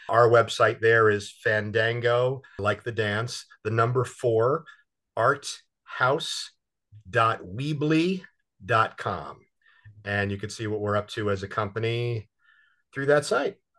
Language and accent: English; New Jersey, United States; now in New York, United States; I'm from Jersey